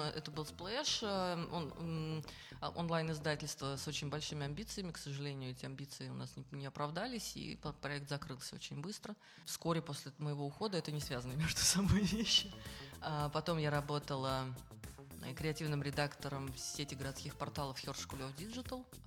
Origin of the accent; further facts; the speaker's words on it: Kazan, Tatarstan, Russia; я, например, наполовину татарка, наполовину нет, и э, все равно я выросла в, в этой среде